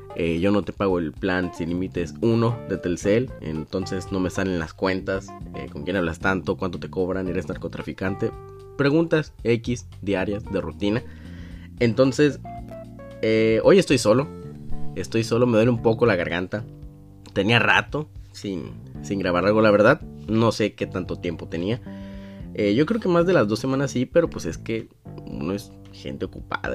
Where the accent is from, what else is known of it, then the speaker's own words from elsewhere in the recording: Sinaloa, Mexico; Yo decía que de Sinaloa